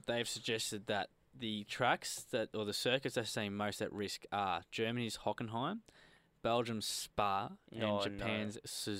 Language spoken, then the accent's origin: English; Australia; I'm Australian biased